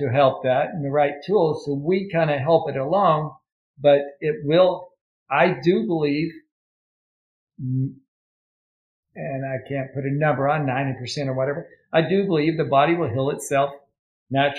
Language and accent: English; Ashland, Kentucky, United States; moved away; I'm originally from Ashland, Kentucky.